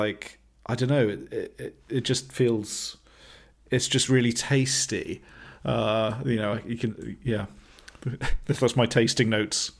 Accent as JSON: {"language": "English", "area": "West Country", "region": "South West England", "country": "United Kingdom", "tie": "born or raised there", "said": "growing up in the West Country, um, you know, Bath Ales was really the, you know, the, a key brewery for our, for our, for our tender years"}